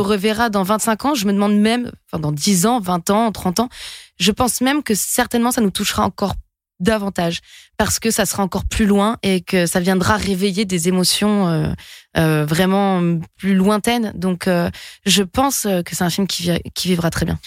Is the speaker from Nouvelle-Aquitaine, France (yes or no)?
yes; French Basque Country, Nouvelle-Aquitaine, France; moved away; de là où je viens, du Pays Basque